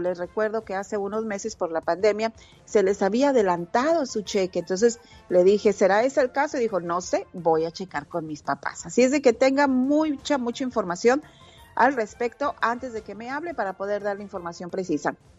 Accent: Mexico; now in United States; alguien que es bien mexicana. Soy súper mexicana, adoro mi país

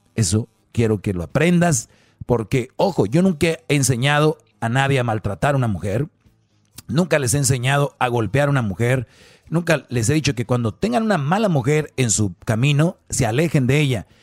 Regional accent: Mexico; soy de México

